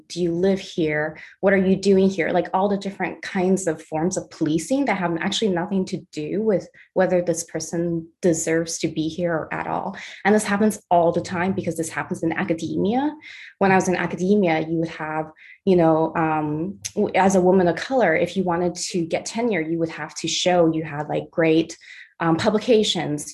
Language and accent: English; Los Angeles, California, United States; first language Mandarin; English is a second language; I grew up in San Pedro, which is by the water in uh